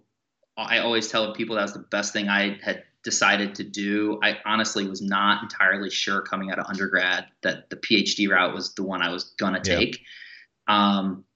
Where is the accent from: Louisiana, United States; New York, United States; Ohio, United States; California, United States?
Ohio, United States; Bowling Green; I grew up in the Midwest, so I grew up in Bowling Green, Ohio.